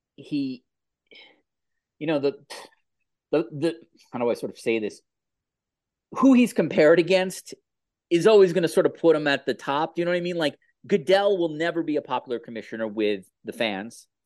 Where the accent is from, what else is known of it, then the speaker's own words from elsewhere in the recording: New York, United States; as a New Yorker